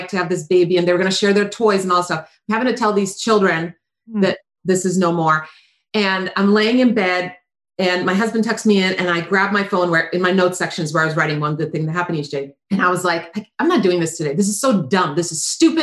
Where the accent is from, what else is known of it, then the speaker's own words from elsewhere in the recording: Croatia; moved away; I grew up in Croatia